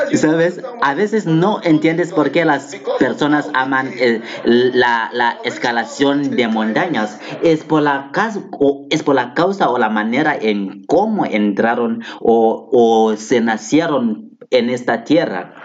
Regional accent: Ghana; Yo, yo vine de Ghana, yo soy de Ghana

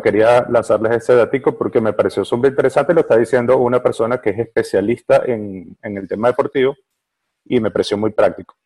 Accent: Venezuela; aquí en Venezuela, yo soy de Venezuela

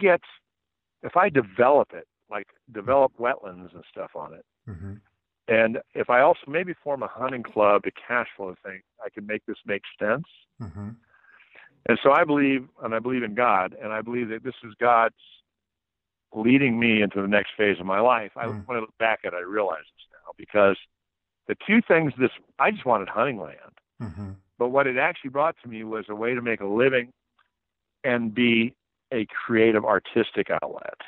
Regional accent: Nebraska, United States; moved away; I'm from Nebraska

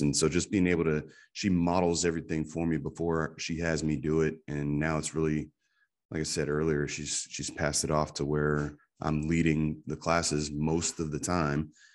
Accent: Pennsylvania, United States; moved away as an adult; now in Clarksville, United States; I'm from Pennsylvania

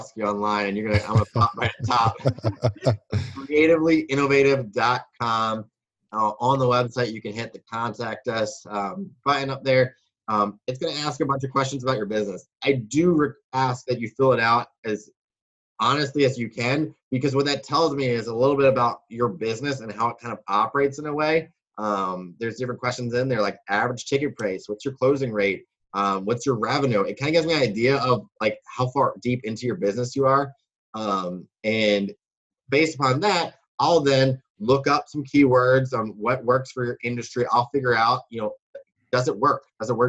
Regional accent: Baltimore, Maryland, United States; also born or lived in Wisconsin; I grew up in Baltimore. Or Baltimore, Maryland, as people like to say

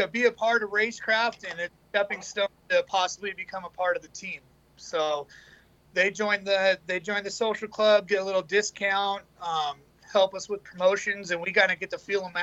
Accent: Southern California, United States; I'm from Southern California

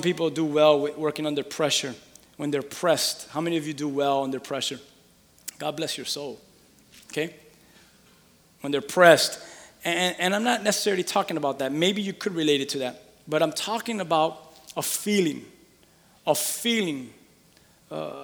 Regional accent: Miami, Florida, United States; I'm from Miami, with Cuban parents

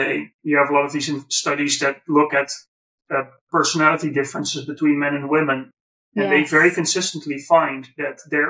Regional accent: Netherlands; white guy from the Netherlands

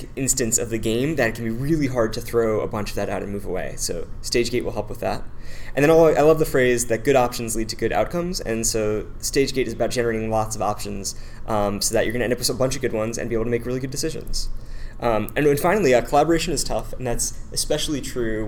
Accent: the Bay Area, California, United States; I'm from the Bay Area and have been working with early stage tech companies since about 2009.

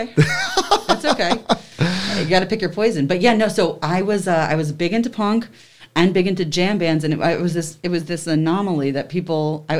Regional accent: New Jersey, United States; I grew up in Central Jersey

